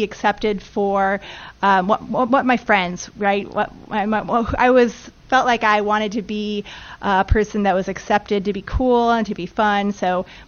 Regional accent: Chicago, Illinois, United States; I was actually born and raised in the Chicagoland area.

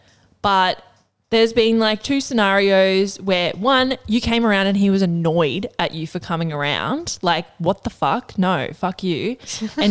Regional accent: Northern Rivers, New South Wales, Australia; we're from the Northern Rivers

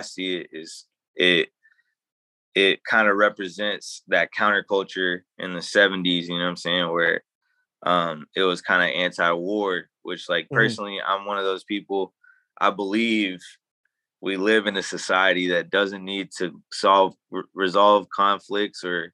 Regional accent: Dallas, Texas, United States; growing up in Dallas, I learned a lot of different things

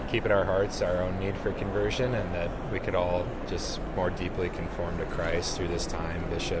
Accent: South Dakota, United States; South Dakota.

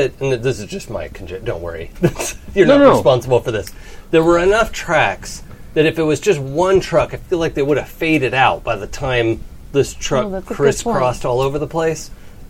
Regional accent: Seattle, Washington, United States; moved away; also born or lived in St. Louis; I grew up in Seattle.

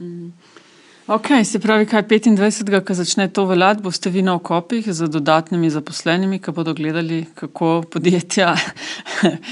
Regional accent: Slovenia

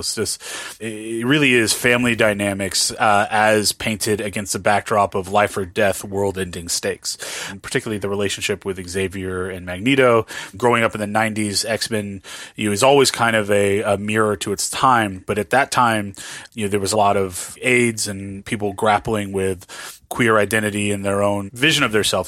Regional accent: Southern California, United States; also born or lived in New Orleans, Louisiana; I was born in New Orleans, but I was raised in, in Southern California.

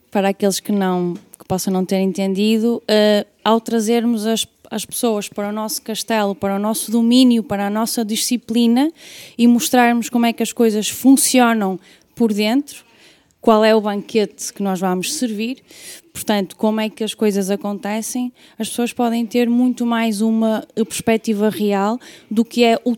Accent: Guimarães, Norte, Portugal; eu sou de Guimarães, portanto.

